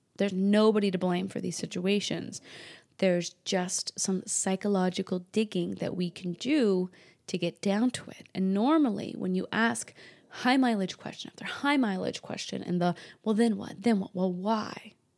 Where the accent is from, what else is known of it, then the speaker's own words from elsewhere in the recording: New England, New Hampshire, United States; I grew up in New England, New Hampshire